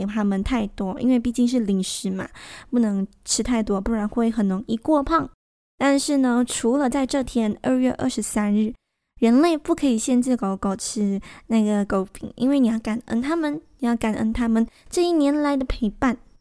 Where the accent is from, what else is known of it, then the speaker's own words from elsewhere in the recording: Malaysia; 我们马来西亚人没有办法参与